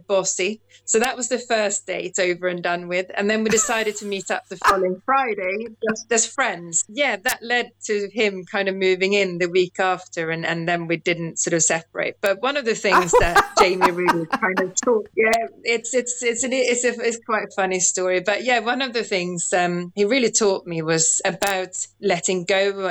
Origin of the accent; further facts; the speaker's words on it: Sweden; moved away as an adult; also born or lived in London / South Wales; now in United Kingdom; Originally from Sweden, but have lived in the UK for nearly 30 years now.